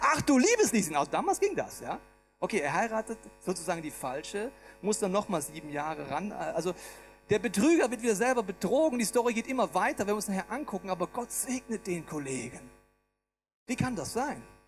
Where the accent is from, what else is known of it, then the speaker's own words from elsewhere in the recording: Bavaria, Germany; Ich bin im schönen Bayern groß geworden.